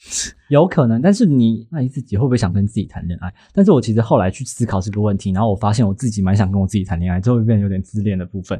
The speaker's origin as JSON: {"language": "Chinese", "country": "Taiwan", "said": "可能是我们是台湾人的关系吧"}